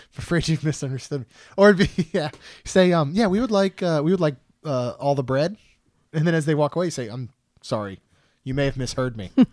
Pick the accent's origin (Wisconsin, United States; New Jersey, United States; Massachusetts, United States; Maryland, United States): Maryland, United States; moved away; when I was from Maryland, I was a Marylander